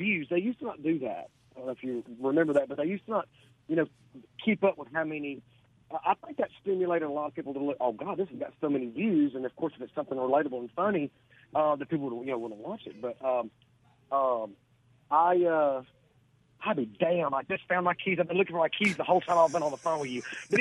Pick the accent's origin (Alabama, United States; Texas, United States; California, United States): Alabama, United States; Gadsden; moved away as an adult; now in Munford, United States; I'm originally from Southside, this little Riverside community in Gadsden.